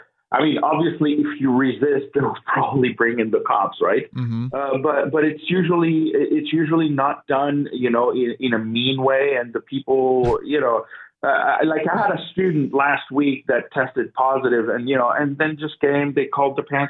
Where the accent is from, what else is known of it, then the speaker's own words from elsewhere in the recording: Toronto, Ontario, Canada; moved away as an adult; also born or lived in Guangdong, China / Lanzhou, China; now in China; I'm from Toronto